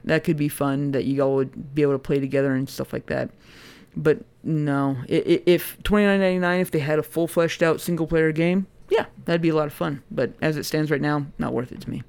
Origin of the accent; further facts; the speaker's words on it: United States; as an American